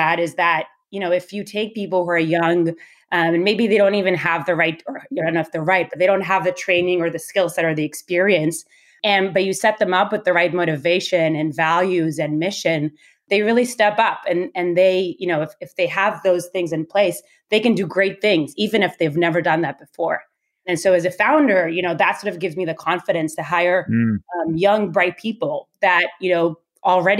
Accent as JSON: {"language": "English", "country": "Israel", "tie": "born or raised there", "said": "I was born and raised in Israel"}